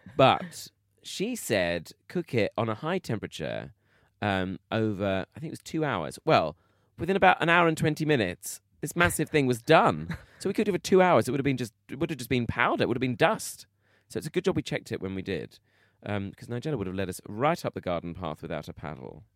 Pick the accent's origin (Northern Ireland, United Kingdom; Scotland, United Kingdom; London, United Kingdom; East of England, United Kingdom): London, United Kingdom; Bromley; I am from South London, Bromley. I'm from a place called Bromley